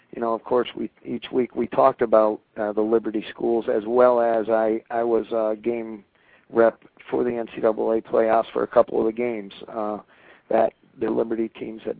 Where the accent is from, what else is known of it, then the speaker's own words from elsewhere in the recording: New England, United States; now in Pennsylvania, United States; I'm a New Englander through and through, but I'm transplanted down in Pennsylvania